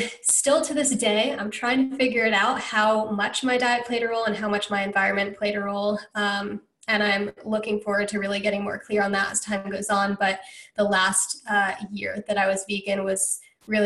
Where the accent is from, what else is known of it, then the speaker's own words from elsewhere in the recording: Connecticut, United States; moved away; also born or lived in Georgia / Hawaii; I grew up in Connecticut